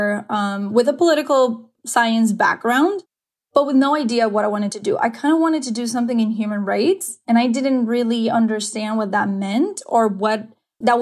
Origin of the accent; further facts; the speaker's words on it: Dominican Republic; now in United States; I am originally from Dominican Republic, so I am an immigrant myself here in this country